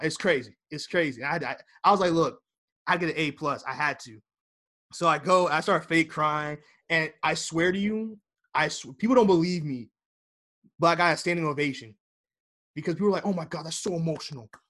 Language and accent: English; United States; I'm American